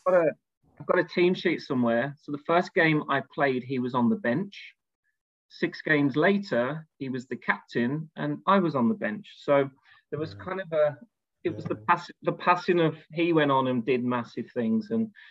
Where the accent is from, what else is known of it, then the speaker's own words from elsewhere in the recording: Birmingham, West Midlands, United Kingdom; moved away; I'm from Birmingham originally